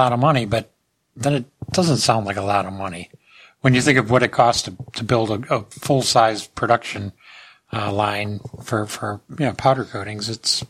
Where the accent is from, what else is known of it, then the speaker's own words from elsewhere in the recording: Cleveland, Ohio, United States; now in Columbus, United States; Case Western Reserve University in my hometown, Cleveland, Ohio.